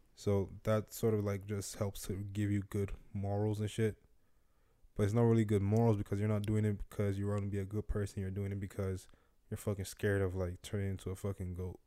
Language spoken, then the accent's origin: English; Nigeria; growing growing up in Nigeria